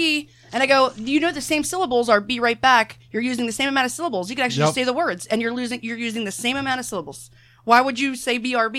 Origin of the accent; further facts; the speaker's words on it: Baltimore, Maryland, United States; I grew up on South Smallwood Street.